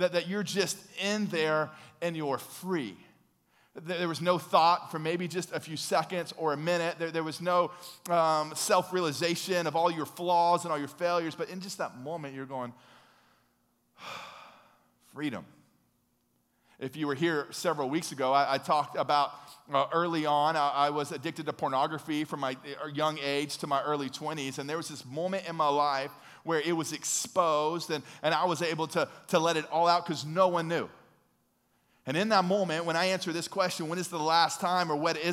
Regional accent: United States; we're from America, the home of the free

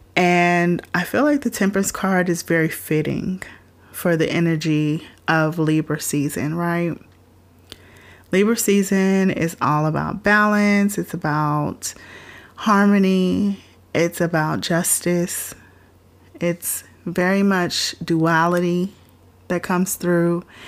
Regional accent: Florida, United States; I'm from Florida, so we used to go to Disney World like regularly enough

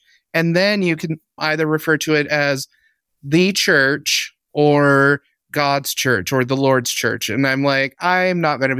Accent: Ogden, Utah, United States; But I grew up Mormon in Utah. I lived in Ogden, Utah.

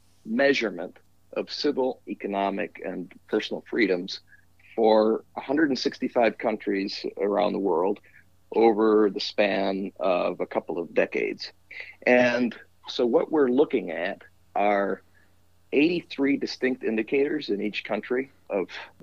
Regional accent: Peru; also born or lived in Wisconsin; now in Washington, D.C., United States; I am originally from Peru

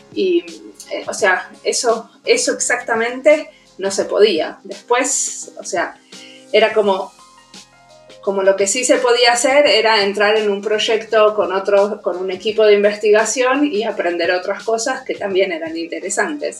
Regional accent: Argentina; accent: Argentine; moved away as an adult; also born or lived in Buenos Aires; now in Helsinki, Finland; primero estudié diseño industrial en la UBA, en Buenos Aires, soy argentina, y después eh, me vine a Finlandia

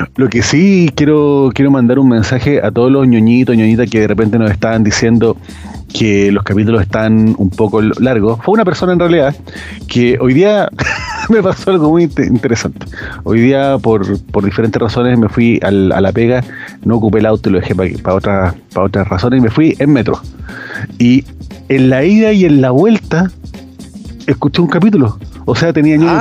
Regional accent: Chile; cómo somos los chilenos

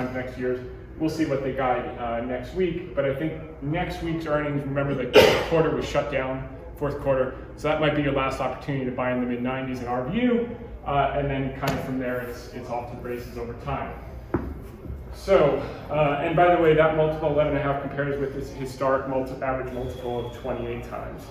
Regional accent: New Jersey, United States; I grew up in Jersey

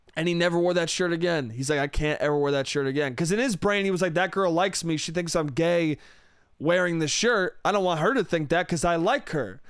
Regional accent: Westchester, New York, United States; moved away; It comes from my hometown. It comes from Westchester, New York

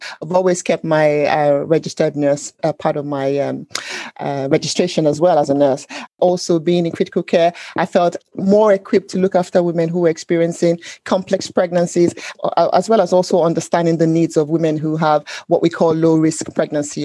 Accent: Nigeria; moved away as an adult; now in United Kingdom; growing up in Nigeria

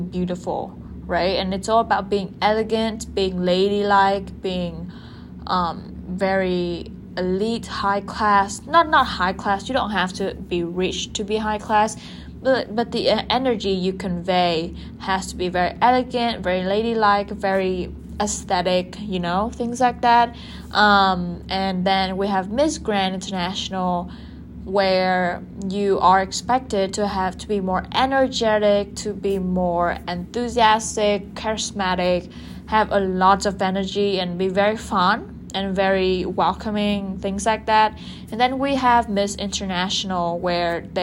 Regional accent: Vietnam; my home country, Vietnam

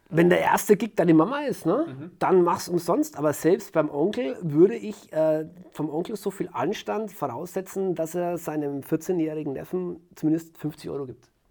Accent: Franconia, Nuremberg area, Bavaria, Germany; war hier in Fachheim, meiner, meiner Heimatstadt, eine kleine Stadt im Fränkischen, im Nürnberger Raum.

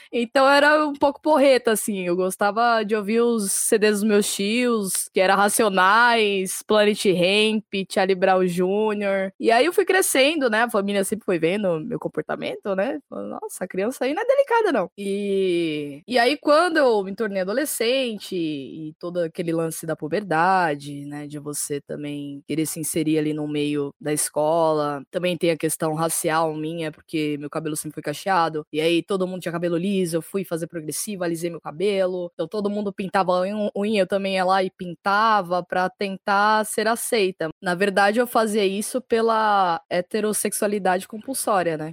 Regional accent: São Paulo, Brazil; sou de São Paulo, capital

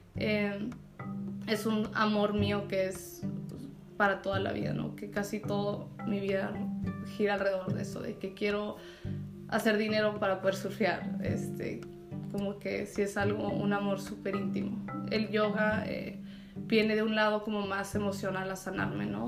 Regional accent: Tijuana, Baja California, Mexico; now in Ensenada, Mexico; Nací en Tijuana, me crié ahí este, a los 18. Me fui a California a 7 años

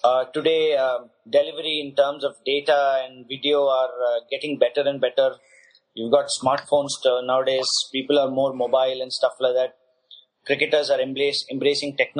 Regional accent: Chennai, Tamil Nadu, India; I hail from Chennai and a place called Besanagar

